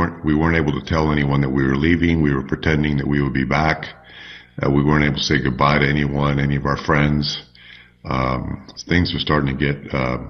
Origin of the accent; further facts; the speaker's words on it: Miami, Florida, United States; first language Spanish; English is a second language; also born or lived in Cuba; I grew up in Miami as a result. I was in third grade. I was the first Spanish speaker in my class. There were no other Spanish speakers.